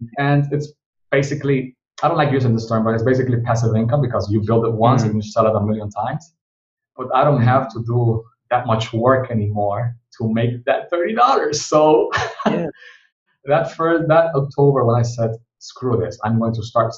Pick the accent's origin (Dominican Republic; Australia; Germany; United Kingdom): Dominican Republic; I'm from the Dominican Republic